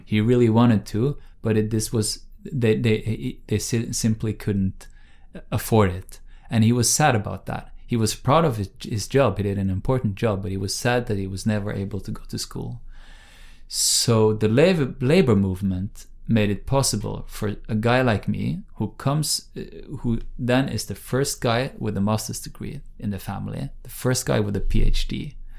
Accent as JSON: {"language": "English", "town": "Bergen", "region": "Vestland", "country": "Norway", "tie": "born or raised there", "second_language": "English", "said": "my hometown of Bergen on the West Coast"}